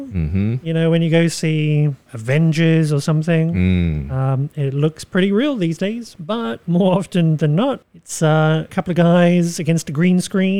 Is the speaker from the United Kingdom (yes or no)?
yes; United Kingdom; moved away; I am British, although my accent might not indicate that much.